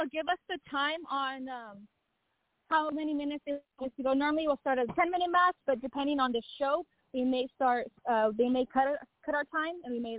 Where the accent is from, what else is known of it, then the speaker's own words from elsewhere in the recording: Chama, New Mexico, United States; now in San Antonio, United States; I moved all the way from Chama, New Mexico, to San Antonio, Texas.